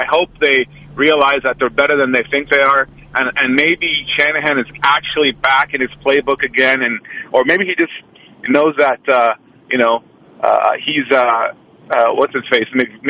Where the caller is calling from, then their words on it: Oakland, California, United States; Good morning, this is … from Oakland.